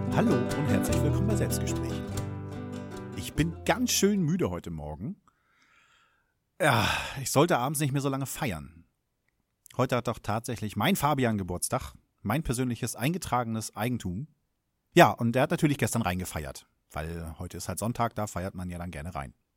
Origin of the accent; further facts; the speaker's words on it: Germany; als Deutscher